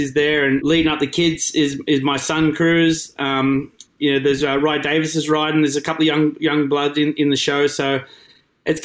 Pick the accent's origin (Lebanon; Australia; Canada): Australia; moved away as an adult; also born or lived in Lake Macquarie / Cessnock; now in United States; the eastern coast of Australia is where we grew up